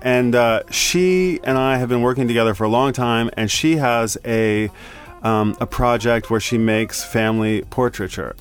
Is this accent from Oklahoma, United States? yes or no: yes; Tulsa, Oklahoma, United States; moved away as an adult; also born or lived in Boulder, Colorado; now in Tokyo, Japan; from Oklahoma. I'm from Tulsa